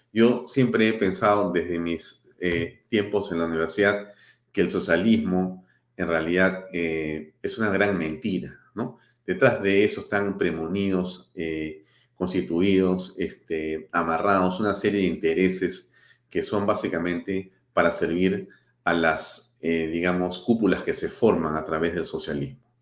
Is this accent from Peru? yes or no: yes; Peru